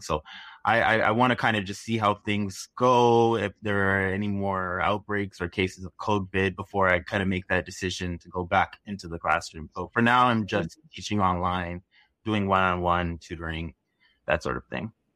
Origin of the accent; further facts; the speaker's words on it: Toronto, Ontario, Canada; I am from Toronto, Canada